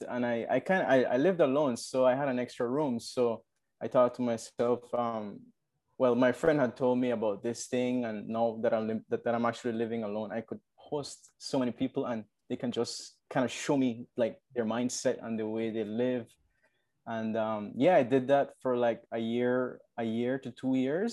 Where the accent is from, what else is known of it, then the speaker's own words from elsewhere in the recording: Orange Walk, Orange Walk District, Belize; also born or lived in San Ignacio, Belize; it's from Orange Walk, and I grew up here.